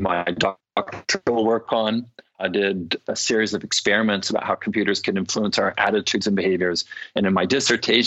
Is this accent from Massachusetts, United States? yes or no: no; California, United States; I grew up in California.